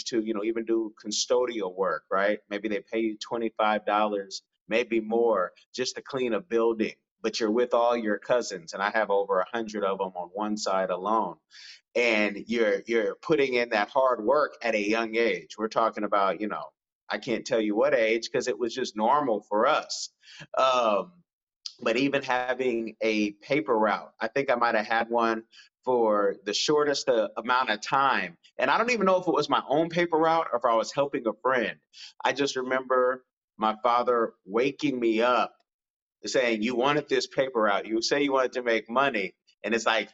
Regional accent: Oakland, California, United States; I'm from Oakland, California, but I have a very privileged background.

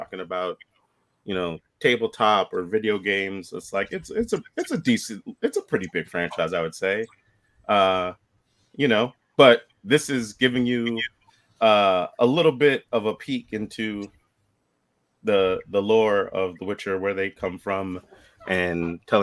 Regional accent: United States; I'm American

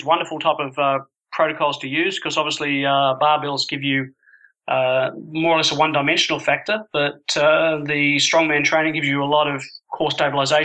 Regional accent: Sydney, New South Wales, Australia; moved away; also born or lived in Japan / Edinburgh; my club that I grew up playing for in Sydney

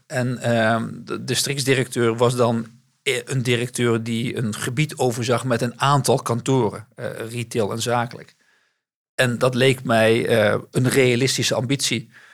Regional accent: North Brabant, Netherlands; moved away as an adult; also born or lived in Amsterdam; ik ben geboren in Amsterdam, maar eh, ben op hele jonge leeftijd verhuisd naar West-Brabant. En ehm, daar ben ik opgegroeid.

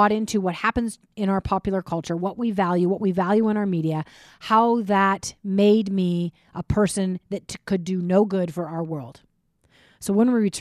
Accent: Minnesota, United States; when I was 11, I was growing up in Minnesota

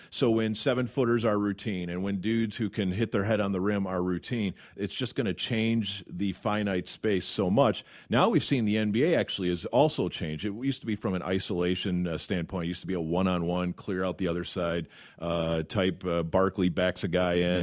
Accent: Madison, Wisconsin, United States; I cleaned their arena as a kid. uh, Wisconsin. I'm from Madison.

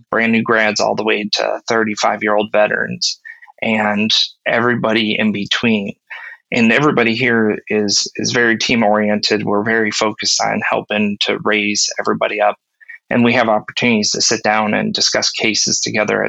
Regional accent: Ohio, United States; I grew up in Ohio and not too far from Kent and Stow

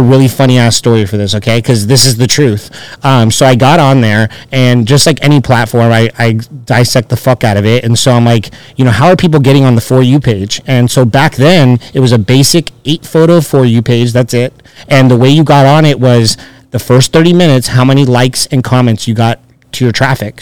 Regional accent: Chino Hills, California, United States; moved away as an adult; also born or lived in Orange County, California; now in Las Vegas, United States; I grew up in Chino Hills

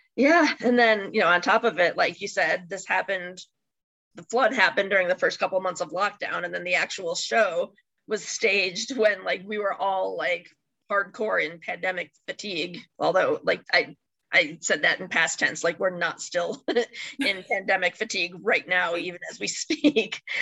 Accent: Chicago, Illinois, United States; now in Michigan, United States; I grew up in the Chicago area

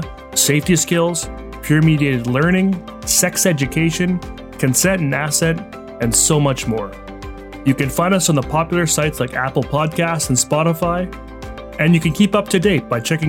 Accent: Canada; also born or lived in British Columbia; I'm Canadian, so I spell behavior with a U before the R.

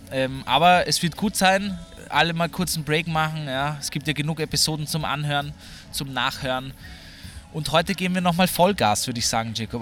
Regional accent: Vienna, Austria; ich als Wiener

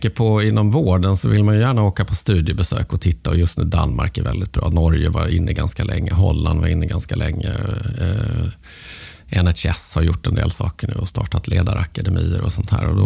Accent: Malmö, Skåne, Sweden; Eh, ja, men som Malmöbo.

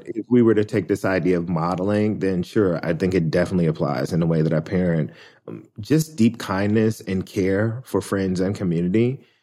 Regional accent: Memphis, Tennessee, United States; born or raised there

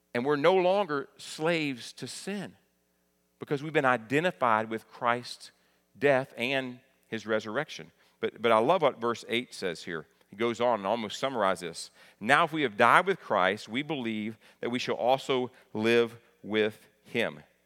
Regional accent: Kentucky, United States; moved away; I'm proud of my home state, very thankful for being raised in Kentucky.

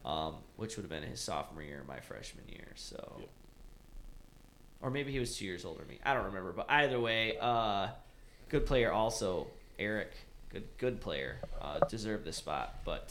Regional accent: Big Rapids, Michigan, United States; Big Rapids.

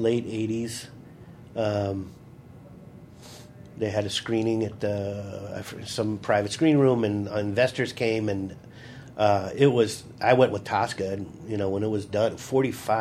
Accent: Glencoe, Illinois, United States; my hometown. Oh, really? Glencoe, Illinois.

